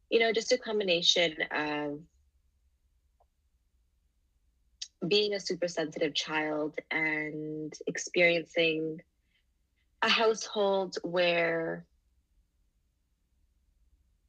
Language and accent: English; Canada; also born or lived in Singapore; And I was born in Singapore. And when I was 3, I immigrated here to Canada